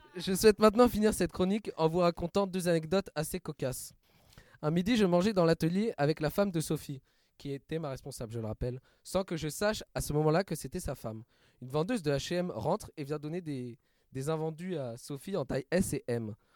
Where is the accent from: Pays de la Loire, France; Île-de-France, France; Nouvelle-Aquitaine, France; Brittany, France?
Nouvelle-Aquitaine, France; Bordeaux; Mon expérience terrain se déroulait chez moi à Bordeaux